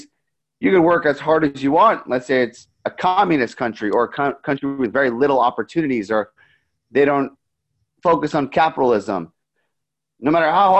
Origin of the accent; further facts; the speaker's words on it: New York, United States; I grew up in New York my entire life.